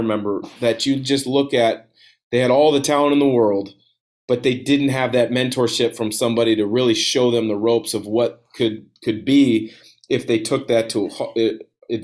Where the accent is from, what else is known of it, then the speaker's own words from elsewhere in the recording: Vancouver, Washington, United States; also born or lived in Portland, Oregon; I moved to Vancouver when I was like 8